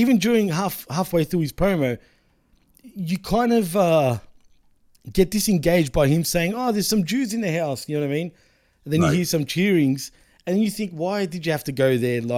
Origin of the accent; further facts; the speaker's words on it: Australia; My nationality is Australian, but I'm of Greek race